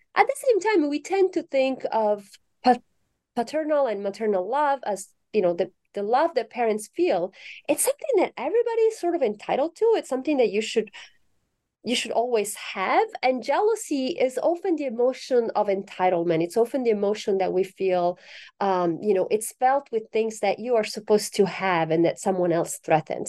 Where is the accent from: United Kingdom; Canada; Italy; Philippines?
Italy; moved away; I'm originally from Italy